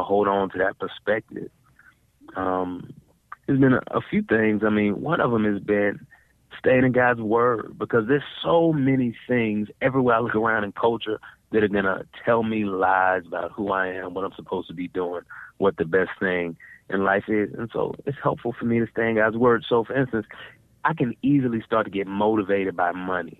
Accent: Dallas, Texas, United States; I grew up in Dallas, Texas

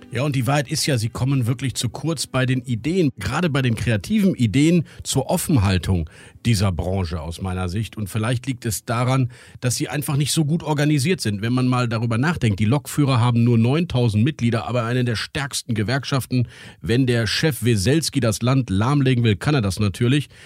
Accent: Rhineland, Germany; ich als Rheinländer, der so grundoptimistisch ist

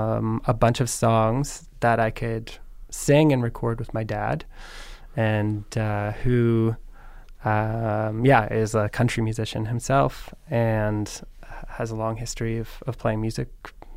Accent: Tara, Ontario, Canada; also born or lived in Guelph; I'm from Bruce County. Bruce County. From Tara.

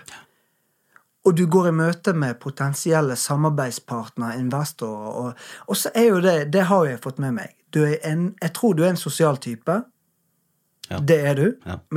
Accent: Bergen, Vestland, Norway; Jeg er jo bergenser

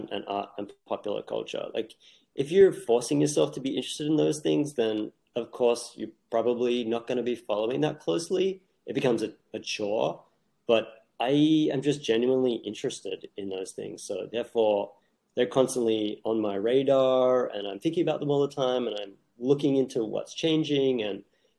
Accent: Australia; moved away as an adult; now in New York, United States; I grew up in Australia into my late 20s. I moved to New York in my late 20s

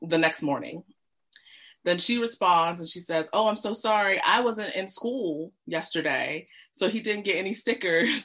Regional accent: United States; moved away as an adult; also born or lived in Britain; now in United Kingdom; the US, where I grew up, if you haven't told from my accent

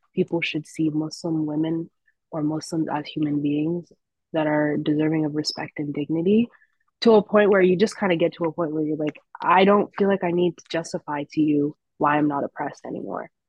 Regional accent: Orange County, California, United States; also born or lived in Berkeley, California; growing up in Orange County

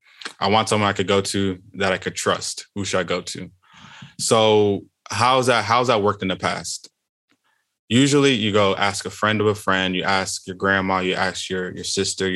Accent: Houston, Texas, United States; I am from Houston, Texas

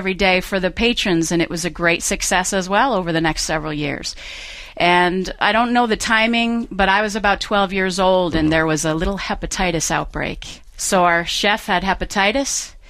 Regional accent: Cumberland, Rhode Island, United States; now in Southern California, United States; I did not grow up in Southern California. I grew up in Cumberland, Rhode Island.

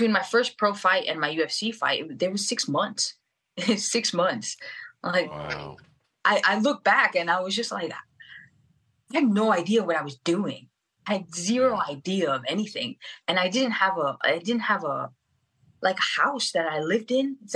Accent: Venezuela; English is a second language; I'm from Venezuela, and I, I, it's not until recently that I was able to get my dual citizenship with Portugal, because my grandparents uh, migrated from Portugal to Venezuela

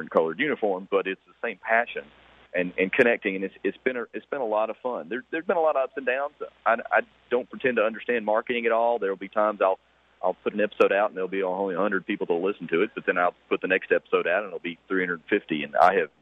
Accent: Columbus, Georgia, United States; now in Atlanta, United States; I was born and raised in Columbus, Georgia.

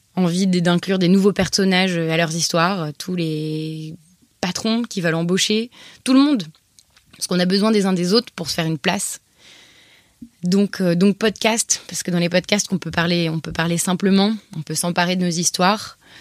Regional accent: Paris, Île-de-France, France; first language French; moved away as an adult; also born or lived in Montreal; j'ai 26 ans et j'ai grandi à Paris avec mes parents et mon frère Anton

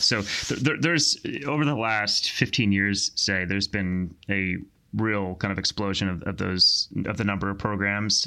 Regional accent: outside Philadelphia, Pennsylvania, United States; I grew up in, um, the great state of, great Commonwealth of Pennsylvania, um, outside, outside, uh, Philadelphia

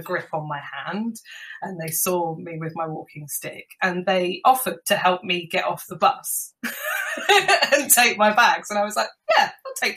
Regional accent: London, United Kingdom; I'm a Londoner

